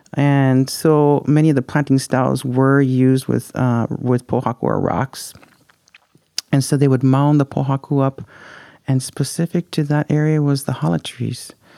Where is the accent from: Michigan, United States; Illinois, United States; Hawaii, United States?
Hawaii, United States; Puna; I am from Pune, born and raised there.